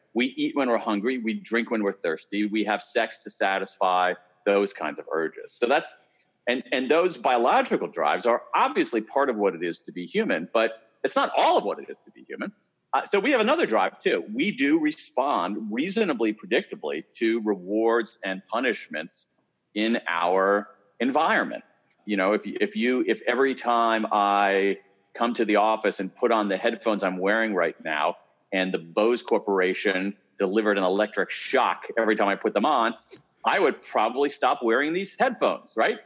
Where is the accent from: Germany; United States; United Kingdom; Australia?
United States; Columbus, Ohio; I grew up in Columbus, Ohio